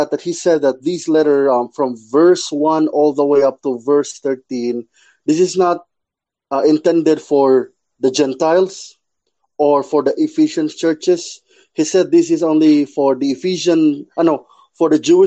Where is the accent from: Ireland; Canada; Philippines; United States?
Philippines; Cebu, Central Visayas; I'm your friend from the Philippines, Cebu.